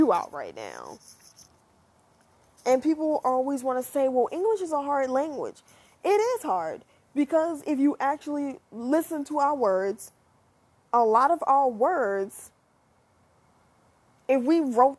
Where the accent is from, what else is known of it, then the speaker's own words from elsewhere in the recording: United States; me as an American tries to learn another language